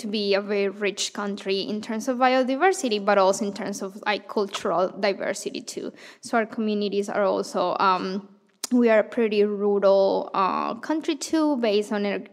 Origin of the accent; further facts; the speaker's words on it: Bogota, Bogotá Capital District, Colombia; moved away as an adult; now in Madison, United States; I grew up in Colombia, in Bogota